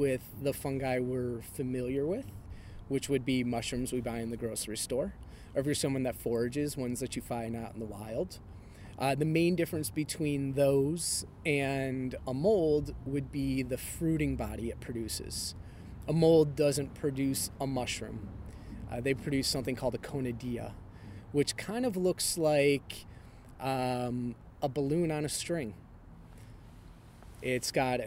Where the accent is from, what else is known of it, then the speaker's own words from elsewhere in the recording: Cleveland, Ohio, United States; I'm from Cleveland